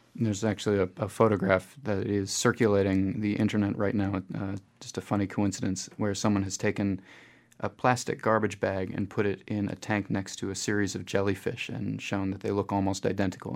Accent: United States; now in New Zealand; I'm coming from the United States

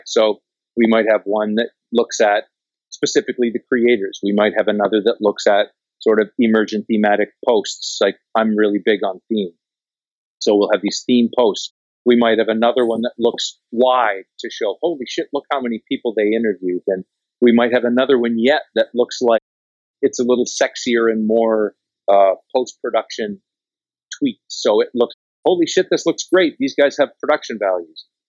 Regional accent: Canada; I'm Canadian

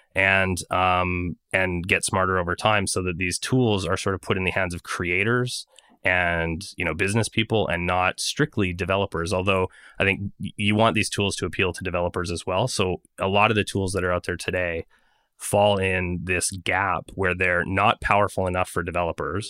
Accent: Montreal, Quebec, Canada; my hometown of montreal

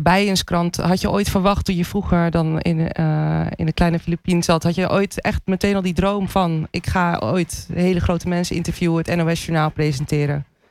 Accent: Andijk, North Holland, Netherlands; Ik kom uit een klein dorp, 4000 in, nou, 5000 inwoners

